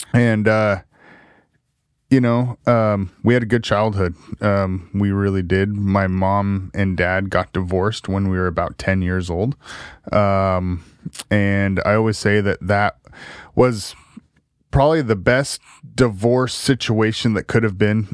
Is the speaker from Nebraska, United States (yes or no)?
no; Salem, Oregon, United States; South Salem High School